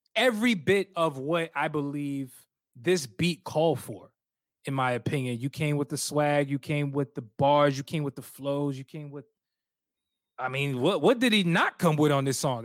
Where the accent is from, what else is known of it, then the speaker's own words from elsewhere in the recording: Alexandria, Virginia, United States; We from North, Northern Virginia. I'm from Alexandria. You already know 703